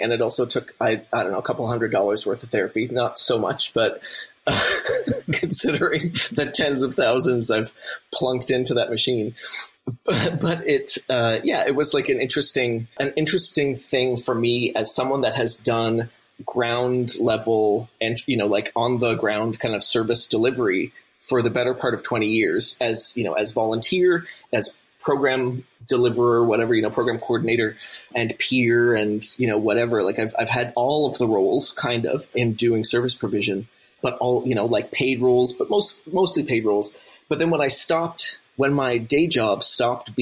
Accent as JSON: {"language": "English", "town": "St. John's", "region": "Newfoundland and Labrador", "country": "Canada", "tie": "born or raised there", "said": "as a teenager growing up in Newfoundland in St. John's"}